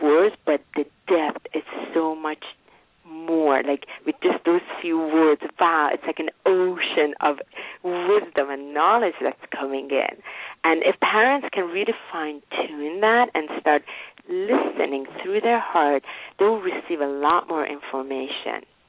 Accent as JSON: {"language": "English", "country": "Iran", "tie": "born or raised there", "moved": "yes", "said": "I grew up in Iran"}